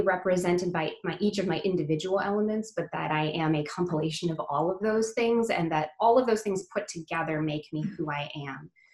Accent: United States; I'm Indian uh, as far as my uh, my heritage and my culture, but I, I was born and raised in the US

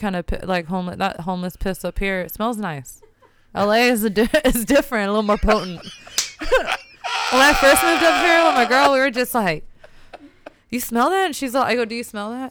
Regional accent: Portland, Oregon, United States; I'm mixed. I'm American. I'm born here.

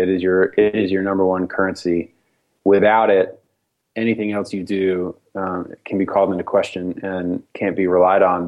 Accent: Nashville, Tennessee, United States; spiritual traditions that I grew up with in Nashville

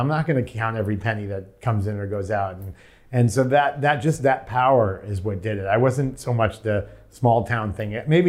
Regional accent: Shirley, New York, United States; Shirley's like a little blue-collar town. It's funny because it was far enough out that people didn't commute to New York City unless they went to a concert.

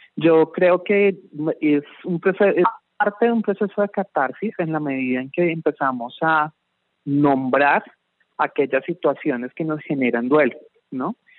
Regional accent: Colombia; lo que somos como colombianos

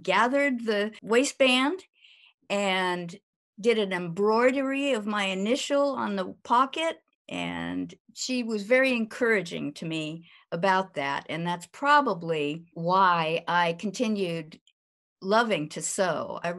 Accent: San Francisco, California, United States; born there; now in Virginia, United States; I was born in San Francisco, California. And right now we're living in Virginia.

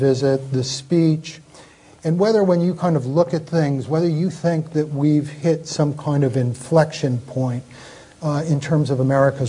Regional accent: Connecticut, United States; now in London, United Kingdom; the great state of Connecticut. That's my home state, too.

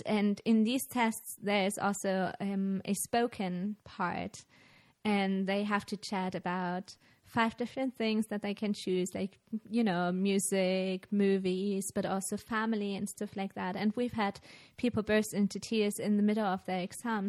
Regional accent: Germany; English is a second language; now in Austria; I'm originally from Germany

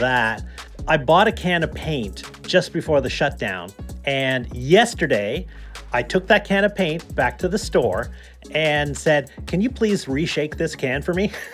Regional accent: just outside of Toronto, Ontario, Canada; now in British Columbia, Canada; I grew up just outside of Toronto

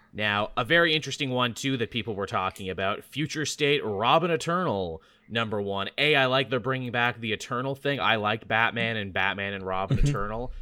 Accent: Canada; as a Canadian

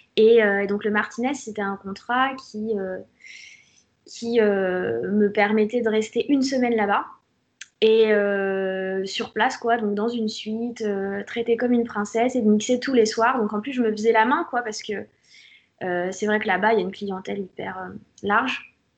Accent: Auxerre, Bourgogne-Franche-Comté, France; Poppy d'Auxerre

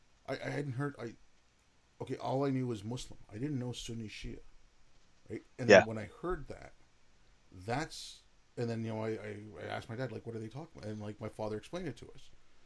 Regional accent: Canada; also born or lived in India; I was born in India, grew up in Canada.

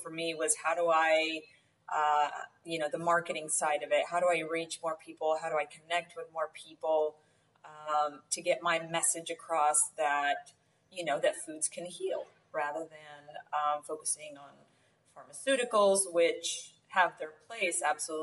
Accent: rural Oklahoma, United States; moved away as an adult; also born or lived in Atlanta, Georgia; now in Rio Grande Valley, Texas, United States; I grew up in a rural Oklahoma, and then got married and moved to Atlanta. And I was in Atlanta for about 10 years

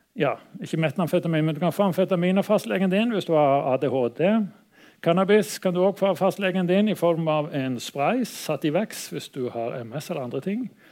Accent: Stavanger, Rogaland, Norway; har jeg vanka litt i, i, oppveksten i Stavanger

